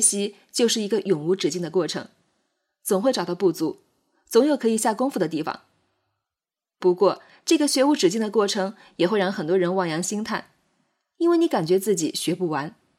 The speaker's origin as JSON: {"language": "Chinese", "country": "China", "said": "我们作为中国人，活在汉语的环境下"}